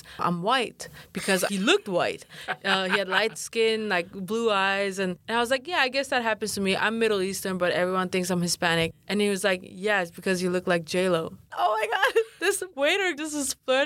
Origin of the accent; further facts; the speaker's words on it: Denmark; accent: American; first language Kurdish; English is a second language; moved away as an adult; also born or lived in United Kingdom; now in New York, United States; I grew up in Denmark and I lived there till I was 23. I grew up speaking both